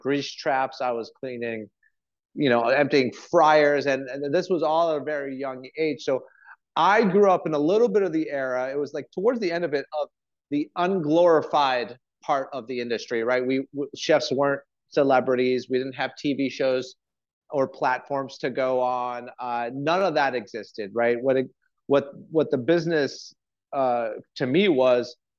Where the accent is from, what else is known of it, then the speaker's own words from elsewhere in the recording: Montreal, Quebec, Canada; moved away; also born or lived in France; I'm one of those kitchen rats that I grew up in the family industry. I'm from Montreal